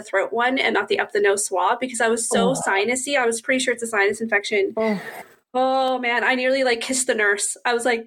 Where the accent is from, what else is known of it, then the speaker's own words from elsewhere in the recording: Halifax, Nova Scotia, Canada; where am I from? And I say, Halifax